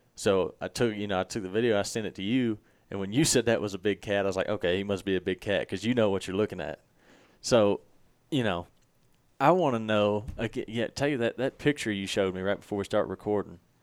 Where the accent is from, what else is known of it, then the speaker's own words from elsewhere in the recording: Mississippi, United States; I'm from Mississippi